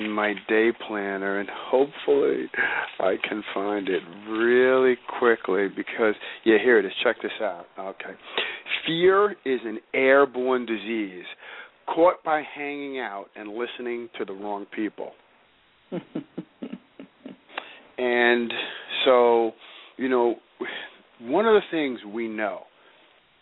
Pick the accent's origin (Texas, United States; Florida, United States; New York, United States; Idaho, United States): New York, United States; New York City; I grew up in New York City